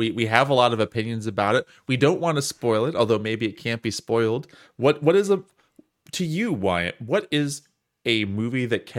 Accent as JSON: {"language": "English", "region": "Wisconsin", "country": "United States", "tie": "born or raised there", "said": "I'm just extra sensitive to Italian culture because I grew up with it in South Wisconsin"}